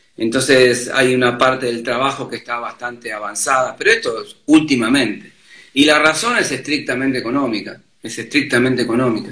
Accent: Mar del Plata, Buenos Aires Province, Argentina; moved away as an adult; now in Buenos Aires, Argentina; yo vine de Mar del Plata porque quería ser músico, vivir de la música en Buenos Aires

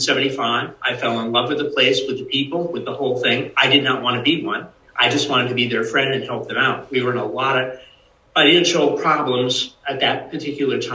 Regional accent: New England, United States; growing up in New England, it's history everywhere you go.

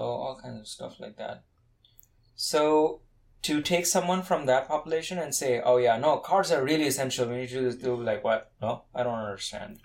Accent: Kolkata, West Bengal, India; moved away; I come from India, cars were not like that common like personal cars now they're becoming more common in india but i grew up in a city where personal cars were very rare

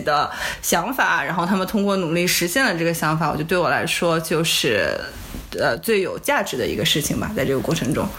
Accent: China; also born or lived in Silicon Valley, United States; now in United States; 我们中国人

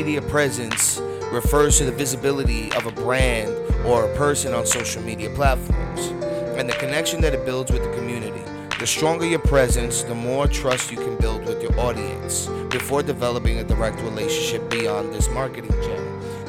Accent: Tampa, Florida, United States; also born or lived in New York City; I got to give a shout out to my hometown right now, Tampa. Ayo, Tampa, what up? I got to go ahead and shout out my hometown, my birth city, New York City.

